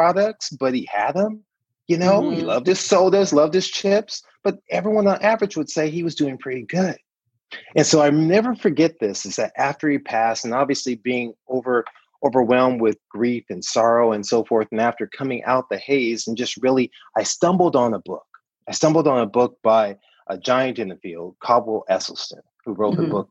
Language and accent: English; Compton, California, United States; any good native Southern Californian. I grew up in Compton, California